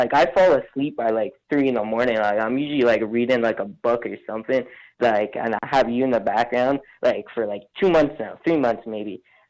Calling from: Mississauga, Ontario, Canada

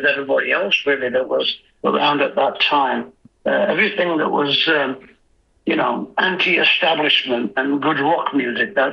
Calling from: Yorkshire and the Humber, United Kingdom; I'm coming in from Yorkshire in England.

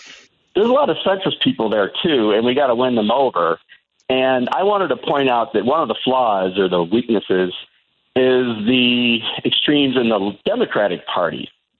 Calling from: Albuquerque, New Mexico, United States; also born or lived in Chicagoland; I'm in Albuquerque. I used to live in Chicagoland, and I started listening to this time slot when Dick Kaye started it back in whatever that was, the 90s maybe.

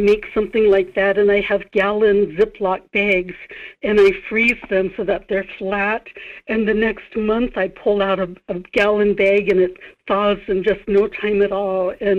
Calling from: Kodiak, Alaska, United States

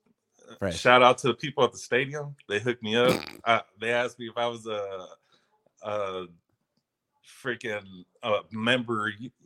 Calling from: Bakersfield, California, United States; It's Bakersfield, California.

